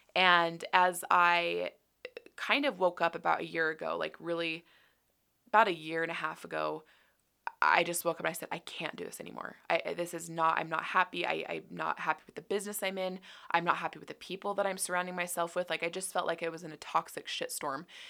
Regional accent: Utah, United States; I grew up here in Utah

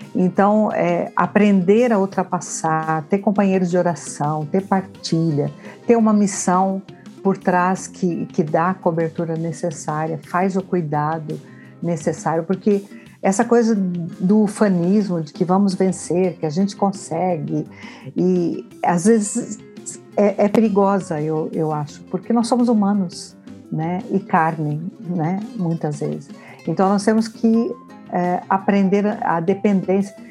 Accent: Brazil; moved away as an adult; now in Portugal; quando eu saí do Brasil

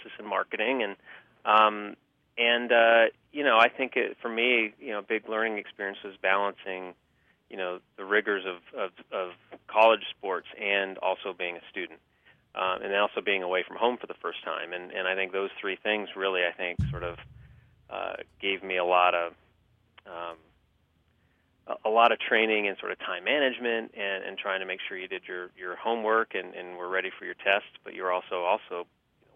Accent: San Diego, California, United States; I grew up in San Diego

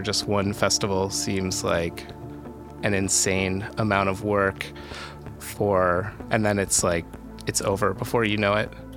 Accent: Pittsburgh, Pennsylvania, United States; now in New York, United States; I grew up in Pittsburgh

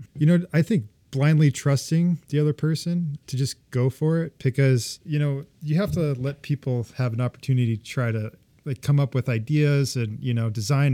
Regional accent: Ventura, California, United States; also born or lived in Boulder, Colorado; now in Seattle, United States; I grew up in California, just, uh, North L A, Ventura

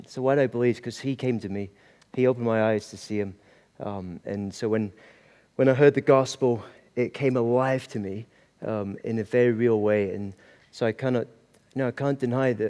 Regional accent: Aberdeen, Scotland, United Kingdom; moved away as an adult; also born or lived in Stavanger, Norway; now in Kentucky, United States; So grew up in Aberdeen, Scotland. But born in Norway, Stavanger, Norway

